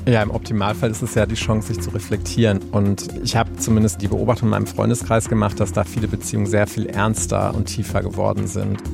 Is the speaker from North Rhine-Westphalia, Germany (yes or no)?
yes; Anröchte, North Rhine-Westphalia, Germany; moved away; ich war in der Zeit ähm, viel bei meinen Eltern, meiner alten Heimat